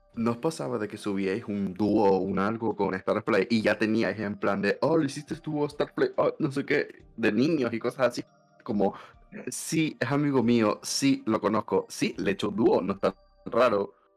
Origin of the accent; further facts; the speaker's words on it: Canary Islands, Spain; soy de Canarias, que soy de España